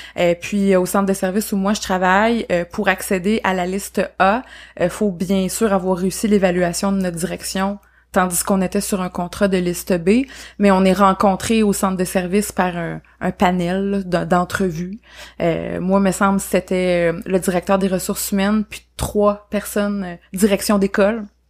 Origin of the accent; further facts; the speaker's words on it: Beauce, Quebec, Canada; moved away as an adult; now in Sherbrooke, Canada; moi, je suis pas originaire de la région à la base, donc pour les auditeurs qui nous écoutent, moi je viens de la Beauce, mais je me suis établie en fait à Sherbrooke pour les études et je suis jamais repartie